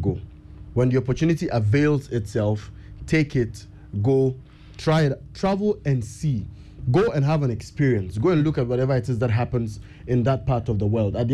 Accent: Ghana; Ghana is what we have

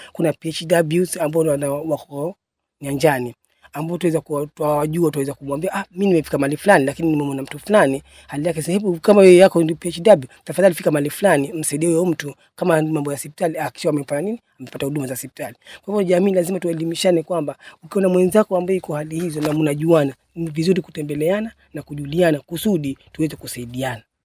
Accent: Tezo, Kilifi County, Kenya; also born or lived in Shauri Moyo, Mkomani (ancestral); kutoka Tezo, ni Kilifi North sub Tezo ni kwa hali ambako baba yetu alihamia

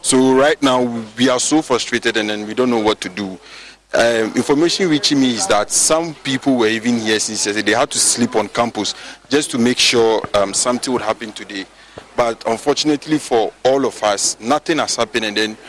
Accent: Frafraha, Greater Accra, Ghana; I'm from Fafraha, a distant student of UCC.

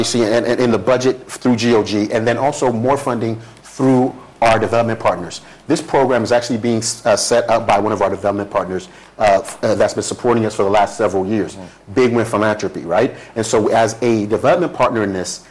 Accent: Ekwensa, Eastern Region, Ghana; moved away; I'm from Ekwensa Eastern Region, Brim North

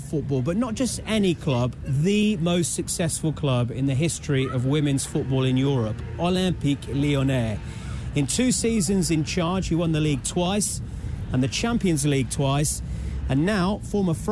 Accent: England, United Kingdom; my home country, England

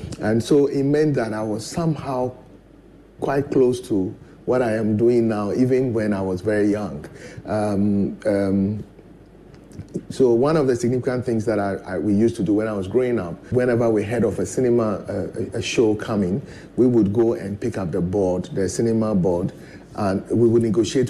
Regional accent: Keta, Volta, Ghana; I was born in Kitale, and incidentally, our house was next to a cinema house called Croydon

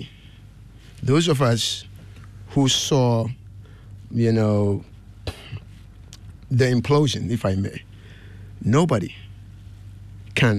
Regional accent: Kumasi, Ashanti, Ghana; moved away as an adult; also born or lived in Accra, Ghana / United States (DMV area); I was born and raised in Kumasi, but I also did some primary education in Accra. I did class 4, 5, and 6 at Garrison Primary.

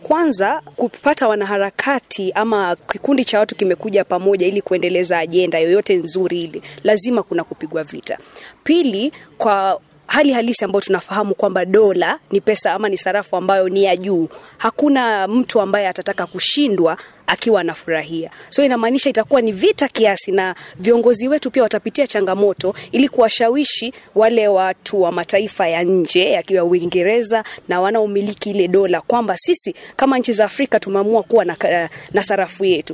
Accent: Mombasa, Mombasa County, Kenya; mimi ni mkazi wa Mombasa

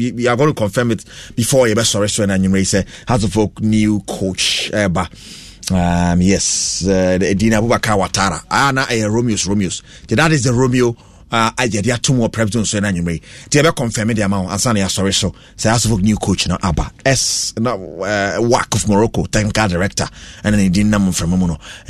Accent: Nungua, Greater Accra, Ghana; I'm coming from Nungwa. I greet my Nungwa YPG members all.

